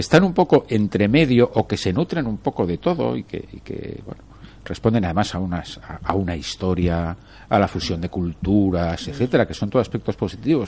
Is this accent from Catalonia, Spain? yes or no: no; Torrent, Valencian Community, Spain; soy de, de Torrent